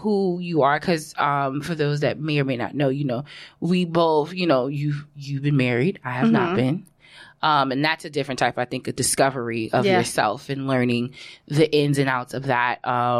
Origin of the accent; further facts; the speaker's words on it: Brooklyn, New York, United States; because I grew up born in Brooklyn, and we stayed in Brooklyn until I was, like, maybe about 4 or 5.